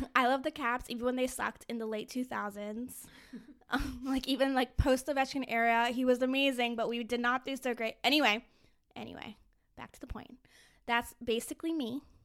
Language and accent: English; Fairfax, Virginia, United States; I grew up in Fairfax, Virginia